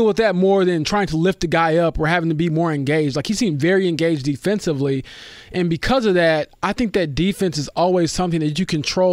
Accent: Romeoville, Illinois, United States; moved away; my hometown, Romeoville, Illinois. It happens. It's okay. I'm proud to be from there

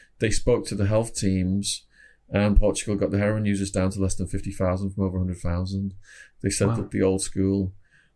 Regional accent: Widnes, North West England, United Kingdom; moved away; also born or lived in Phoenix, Arizona; I was from Widnes, Cheshire originally. Ended up moving to Phoenix, Arizona for like 16, 17 years.

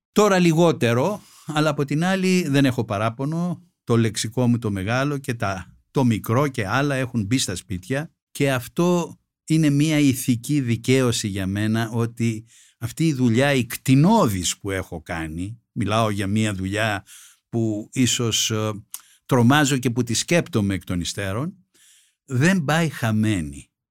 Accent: Greece; ως Έλληνας πολίτης

